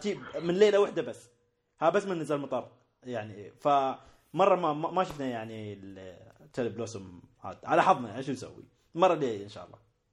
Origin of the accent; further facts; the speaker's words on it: United Arab Emirates; عندنا في الإمارات